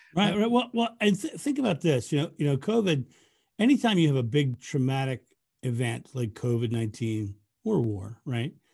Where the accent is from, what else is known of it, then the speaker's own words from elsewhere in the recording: United States; I'm American.